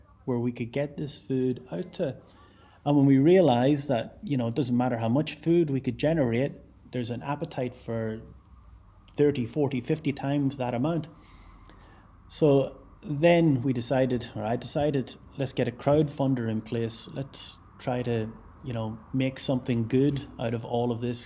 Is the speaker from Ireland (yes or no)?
yes; Ireland; now in Glasgow, United Kingdom; I'm Irish